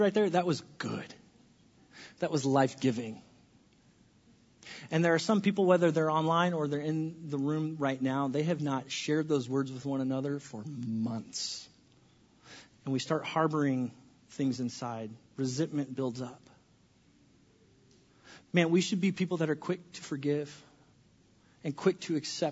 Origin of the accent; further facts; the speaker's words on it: California, United States; I grew up in California, and our state was always on fire